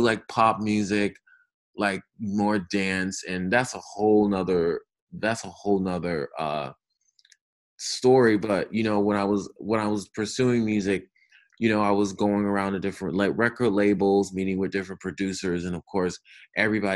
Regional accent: Albany, New York, United States; moved away; also born or lived in Los Angeles; I am originally from upstate New York, from Albany

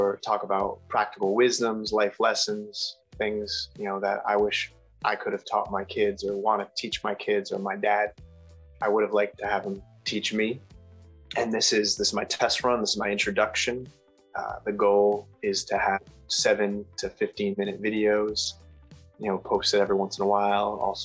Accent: Rhode Island, United States; moved away as an adult; now in Massachusetts, United States; I'm from Rhode Island and moved to Mass just a few years ago

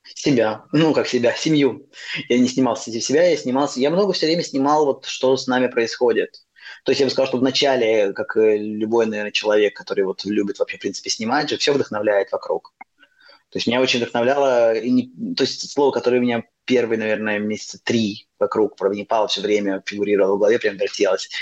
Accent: Russia; moved away as an adult; also born or lived in Moscow / Nepal; now in Buenos Aires, Argentina; я из России

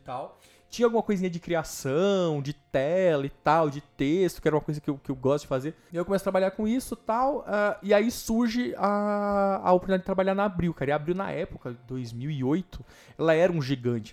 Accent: Greater São Paulo, Brazil; also born or lived in Osasco / Barueri / Itapevi; eu nasci Osasco, morei em Barueri até meus dois anos. Depois eu fui morar na Coab do Candário, que é aqui em São Paulo

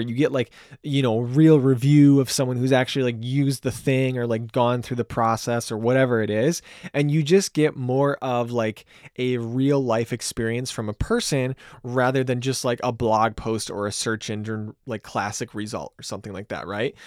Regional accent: Grand Rapids, Michigan, United States; I'm from Grand Rapids, Michigan.

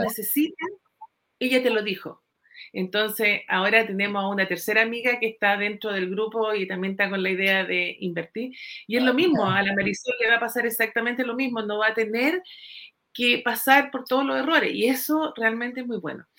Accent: Puerto Varas, Los Lagos, Chile; soy de Puerto Varas

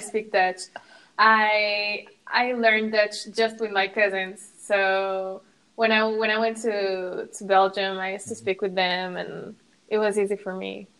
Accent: Morocco; English is a second language; moved away; I'm from Morocco

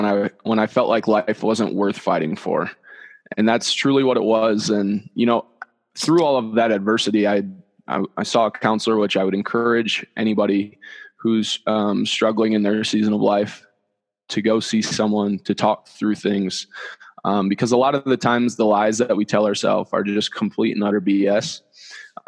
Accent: Dyersville, Iowa, United States; moved away as an adult; now in Denver, United States; I'm from Dyersville, where the Field of Dreams is

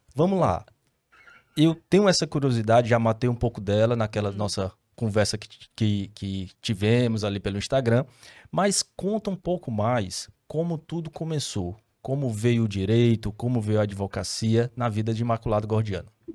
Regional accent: Fortaleza, Ceará, Brazil; Eu sou fortalezense

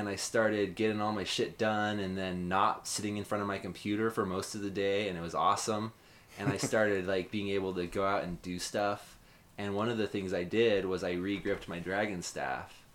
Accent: Utah, United States; now in San Diego, United States; I grew up in Utah

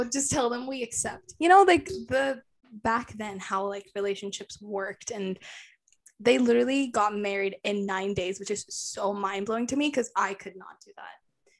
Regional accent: India; Because I'm Indian, and Indians have this mentality.

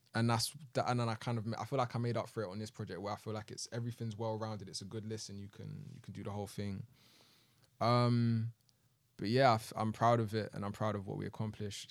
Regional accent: United Kingdom; we're both from Southwest

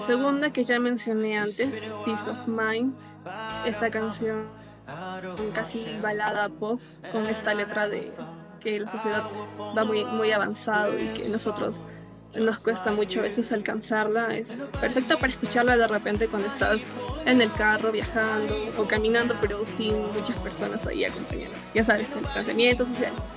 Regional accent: Peru; como peruanos

